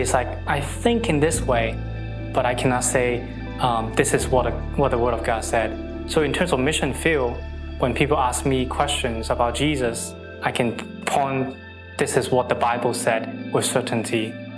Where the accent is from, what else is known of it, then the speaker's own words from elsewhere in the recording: Hong Kong; I'm from Hong Kong